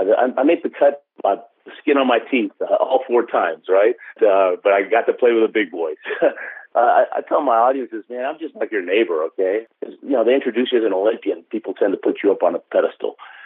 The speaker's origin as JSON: {"language": "English", "country": "Argentina", "tie": "born there", "said": "And when they found out I was born in Argentina, they said, if you go for Argentina, we'll help you"}